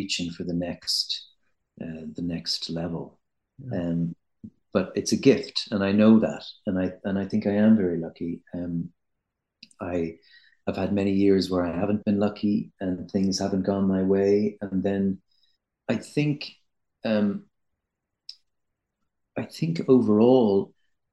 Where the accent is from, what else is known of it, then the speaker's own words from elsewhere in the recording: Ireland; I'm Irish